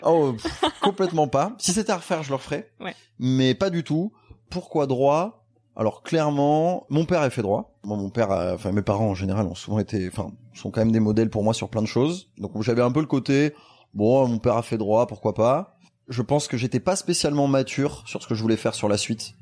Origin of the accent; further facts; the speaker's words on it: Bordeaux, Nouvelle-Aquitaine, France; moved away; also born or lived in Paris; nous on est bordelais